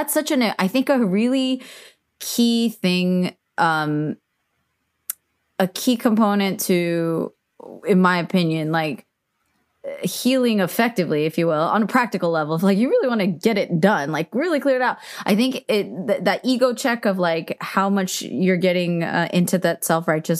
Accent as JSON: {"language": "English", "country": "United States", "tie": "born or raised there", "said": "growing up in America"}